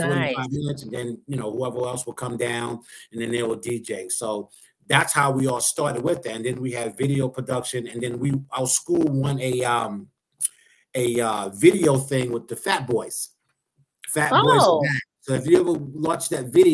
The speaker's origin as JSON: {"language": "English", "town": "New York City", "region": "New York", "country": "United States", "tie": "born or raised there", "said": "I grew up in Harlem. So I grew up in Wagner"}